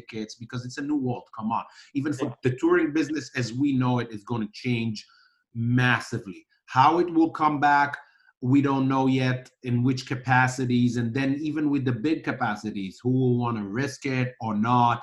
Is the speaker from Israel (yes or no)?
yes; Israel; I grew up in Israel listening to all these genres